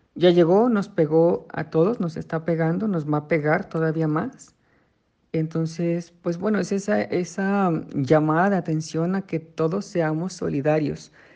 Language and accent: Spanish; Mexico; nos ha caracterizado por años como mexicanos